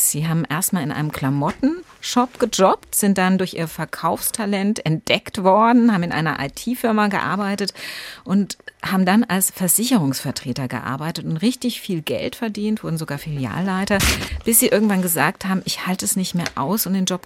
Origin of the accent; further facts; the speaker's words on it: Germany; Sind wir Deutsche vielleicht einfach zu tolerant, dass wir sowas hinnehmen?